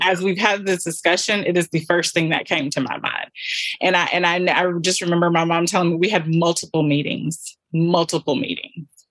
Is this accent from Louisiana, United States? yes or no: yes; Southwest Louisiana, United States; also born or lived in Nigeria; we're from the South. This is Southwest Louisiana